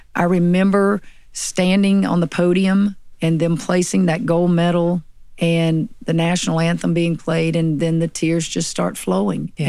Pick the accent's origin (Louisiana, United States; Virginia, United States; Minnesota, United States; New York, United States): Louisiana, United States; Tickfaw; also born or lived in Santa Ana, California; grew up in Tangipahoa